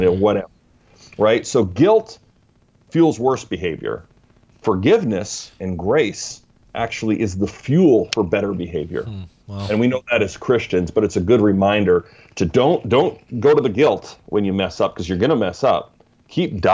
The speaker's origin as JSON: {"language": "English", "country": "Canada", "moved": "yes", "lives_now": "Vancouver, United States", "said": "I'm in Vancouver, not B.C., even though I'm Canadian originally, but I'm now down in the States, south of the border"}